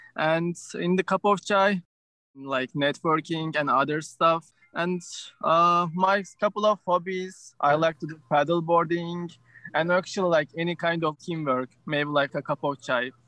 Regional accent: Turkey; moved away as an adult; now in United States; I was born in Turkey, uh, and when I was 18, I came to the United States.

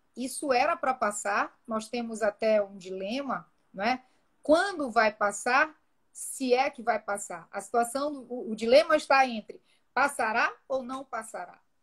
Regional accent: Brazil

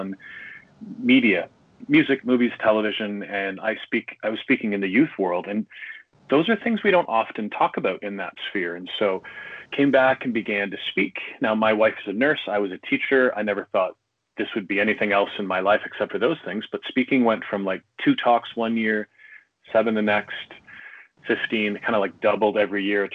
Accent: Canada; I'm Canadian living outside Toronto

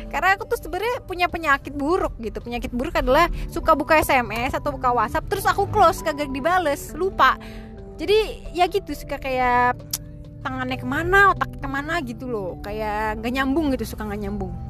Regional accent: Tangerang, Banten, Indonesia; karena si Aji ini juga dari Bogor terus aku juga dari Tangerang kan

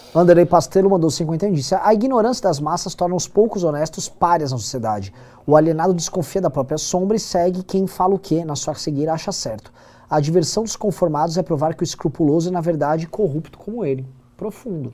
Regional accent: Brazil; eu sou do Brasil.

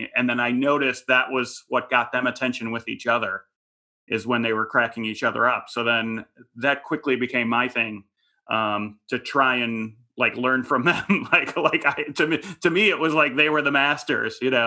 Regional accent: Chicago, Illinois, United States; moved away as an adult; also born or lived in San Francisco; now in Los Angeles, United States; It was a suburban Chicago, probably lower middle class family

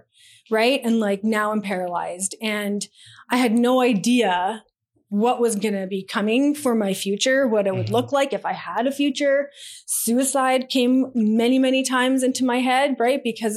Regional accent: Edmonton, Alberta, Canada; I'm from Edmonton, Alberta, born and raised here.

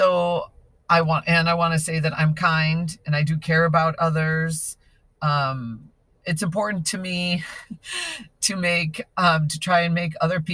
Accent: Chicago, Illinois, United States; now in Rocklin, United States; I grew up in the northern suburbs of Chicago

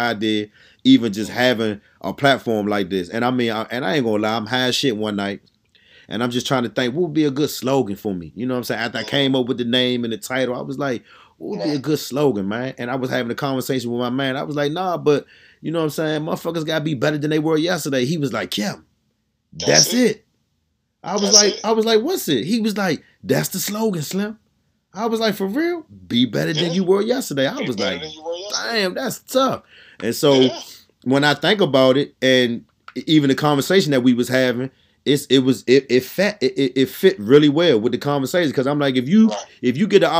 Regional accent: Washington, District of Columbia, United States; I came from Southeast DC

